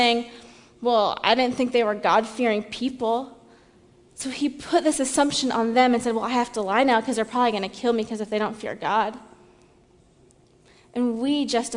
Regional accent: Seattle, Washington, United States; moved away as an adult; now in US South; I'm from Seattle

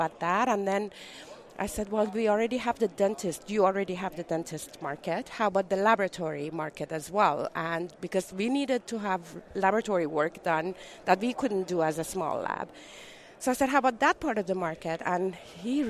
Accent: Shiraz, Iran / North Carolina, United States; moved away as an adult; also born or lived in California; I was born in Shiraz, Iran, and I lived there for the first 10 years of my life. About 10 years old, we moved to North Carolina, and I lived there for 20 years, and then California

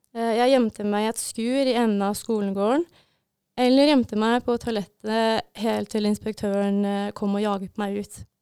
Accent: Brumunddal, Innlandet, Norway; moved away as an adult; now in Bodø, Norway; jeg kommer fra Brumunddal.

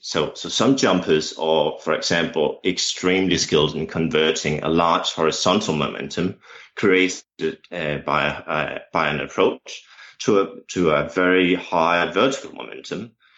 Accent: Denmark; English is a second language; as my accent has probably already revealed, um, English is not my native tongue. Uh, I'm a Danish coach.

